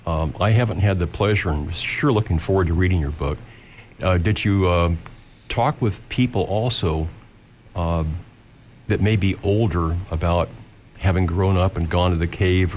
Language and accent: English; Lincoln, Nebraska, United States; I grew up here in South Lincoln